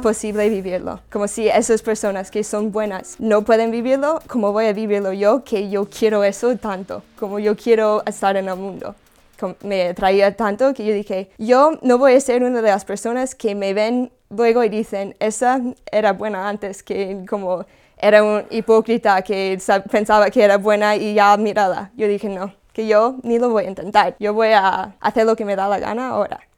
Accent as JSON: {"language": "Spanish", "region": "California", "country": "United States", "moved": "yes", "said": "Yo soy de Estados Unidos, de California."}